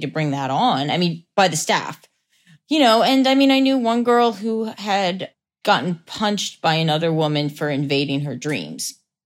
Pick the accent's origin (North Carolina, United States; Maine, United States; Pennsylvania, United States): Pennsylvania, United States; Lancaster; Lancaster, Pennsylvania.